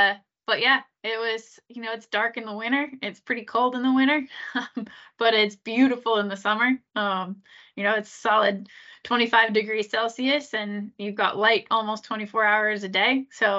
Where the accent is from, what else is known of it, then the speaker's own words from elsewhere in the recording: Fairbanks, Alaska, United States; moved away as an adult; also born or lived in East Coast, United States / England; now in Salzburg, Austria; I'm originally from Fairbanks, Alaska. So I also grew up near the mountains.